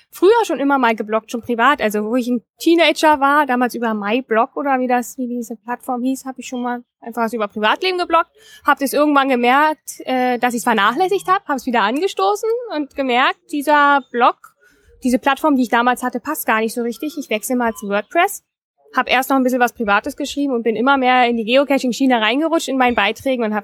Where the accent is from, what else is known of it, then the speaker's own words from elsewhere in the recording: Eisenhüttenstadt, Brandenburg, Germany; moved away as an adult; also born or lived in Dresden; Aufgewachsen bin ich in Eisenhüttenstadt im Osten Brandenburgs. Also im Osten vom Osten, man sagt auch Westpolen dazu manchmal.